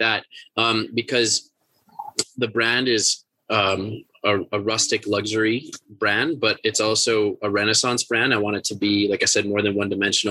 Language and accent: English; Northern Minnesota, United States; also born or lived in New York; growing up in Northern Minnesota